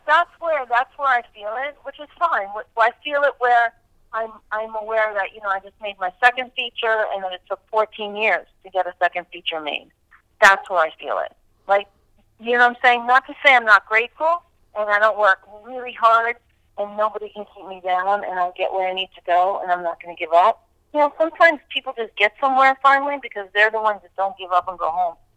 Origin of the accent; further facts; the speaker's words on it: New Hampshire, United States; moved away; I grew up in New Hampshire.